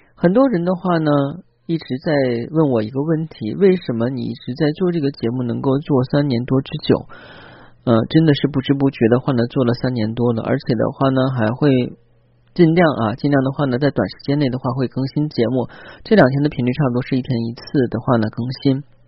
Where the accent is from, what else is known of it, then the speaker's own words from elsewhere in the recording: China; 那作为我们中人来讲的话呢